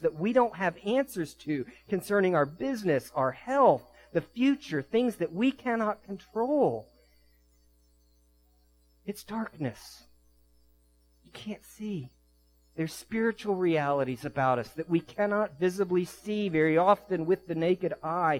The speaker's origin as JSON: {"language": "English", "area": "D.C.", "region": "Northern Virginia suburbs of Washington", "country": "United States", "tie": "born or raised there", "said": "I was raised in an urban area, Northern Virginia suburbs of D.C."}